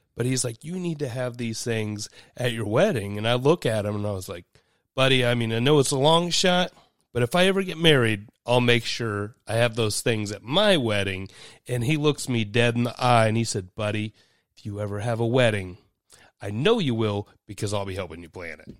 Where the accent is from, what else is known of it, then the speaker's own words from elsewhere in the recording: Dayton, Ohio, United States; I'm from Dayton.